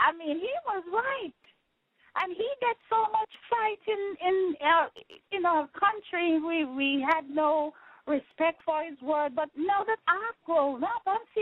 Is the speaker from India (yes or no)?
no; Jamaica; moved away; I am from Jamaica